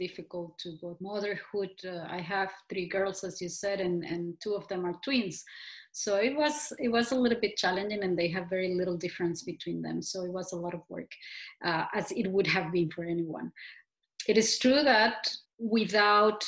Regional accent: Costa Rica; growing up in Costa Rica

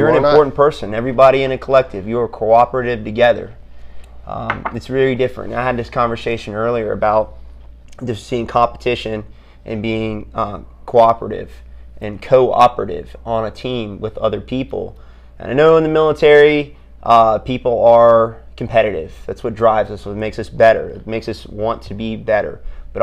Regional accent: South Carolina, United States; moved away as an adult; now in Fayetteville, United States; I'm from South Carolina. I got a good family down there

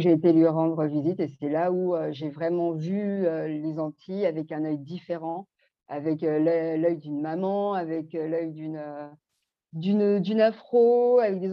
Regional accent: Belgium; also born or lived in French Guiana / Martinique / Guadeloupe; now in Île-de-France, France; je vis en Ile-de-France, j'ai grandi aussi en Belgique et euh, mes parents sont Guyane, Martinique et Guadeloupe

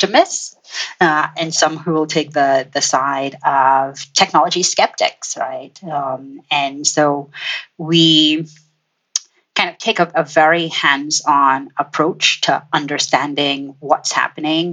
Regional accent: Trinidad & Tobago; moved away; I am originally from Trinidad and Tobago in the Caribbean, and spent my formative years on one of the most industrial tropical islands that you might come across.

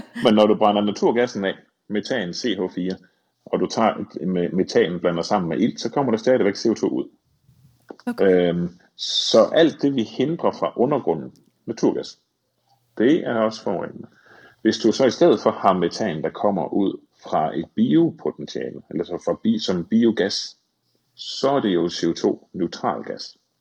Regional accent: Thy, North Denmark Region, Denmark; jeg voksede op i Thy

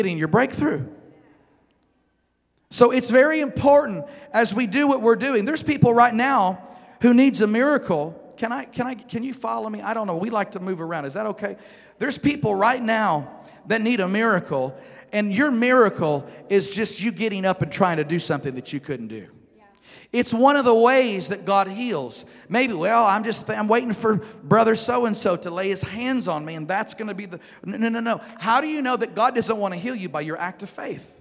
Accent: Northeast Arkansas, United States; moved away; if I go back to Northeast Arkansas, where I'm from

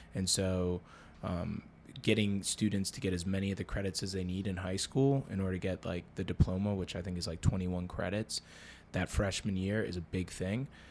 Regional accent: New Jersey, United States; now in Baltimore, United States; another girl that we grew up with in New Jersey

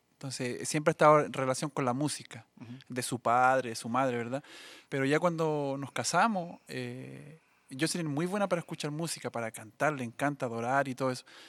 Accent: Coronel, Biobío, Chile; moved away as an adult; also born or lived in Saltillo, Mexico; nací en Coronel

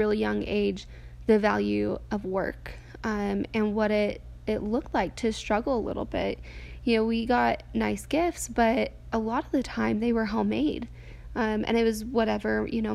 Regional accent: New Mexico, United States; I grew up in New Mexico, and I'm the youngest of five kids.

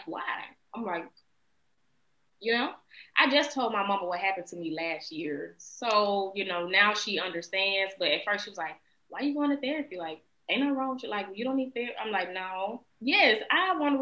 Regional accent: West Memphis, Arkansas, United States; also born or lived in Little Rock, Arkansas; now in California, United States; I grew up in West Memphis, Arkansas, Memphis

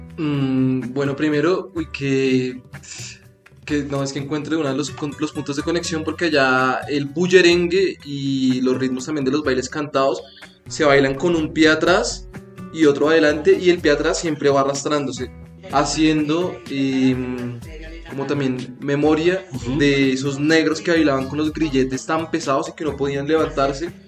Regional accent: Bogotá, Colombia; also born or lived in Mompox; yo he vivido casi toda mi vida en Bogotá, pero soy, digamos, oriundo de mi familia, viene de Monpós

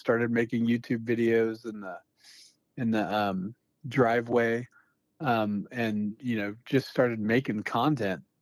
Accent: Newport News, Virginia, United States; moved away as an adult; also born or lived in Phoenix, Arizona; now in Moscow, United States; I grew up in Newport News, Virginia

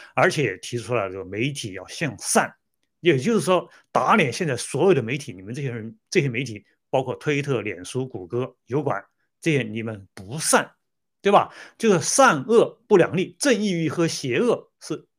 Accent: China; moved away; 我们中国人

